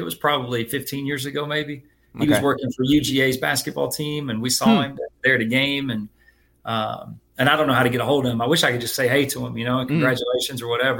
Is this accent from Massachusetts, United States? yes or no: no; Dallas, Texas, United States; also born or lived in Kansas; now in Georgia, United States; I grew up in Dallas.